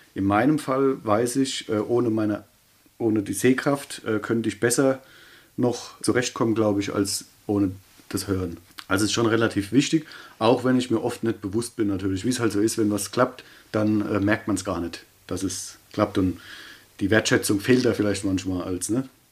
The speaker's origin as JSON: {"language": "German", "town": "Ludwigshafen", "region": "Rhineland-Palatinate", "country": "Germany", "tie": "born or raised there", "accent": "Kurpfälzisch", "said": "Quasi in Ludwigshafen halt. Ähm, quasi mein Kindheit, also da, wo ich geboren bin und wo ich aufgewachsen bin, ähm, das ist für mich Heimat."}